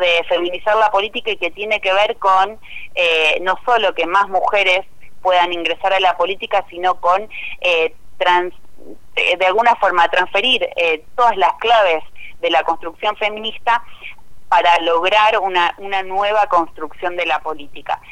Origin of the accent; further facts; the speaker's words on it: Cañada de Gómez, Santa Fe, Argentina; yo soy de la ciudad de Cañada de Gómez, eh, nací y viví toda mi vida en Cañada de Gómez